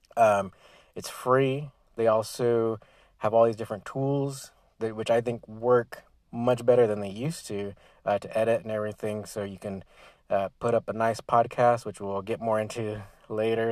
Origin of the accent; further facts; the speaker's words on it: Southern California, United States; as an American from the from Southern California